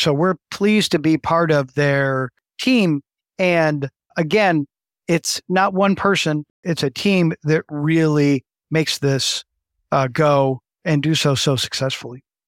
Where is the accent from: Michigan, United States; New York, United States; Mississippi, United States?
Michigan, United States; West; also born or lived in Cleveland, United States / Baltimore, United States; I grew up in the West Michigan area